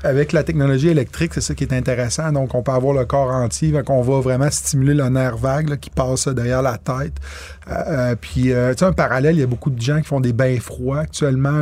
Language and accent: French; Quebec, Canada; je suis un Québécois pur laine.